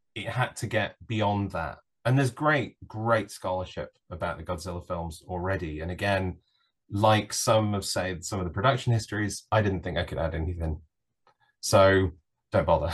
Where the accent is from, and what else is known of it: United Kingdom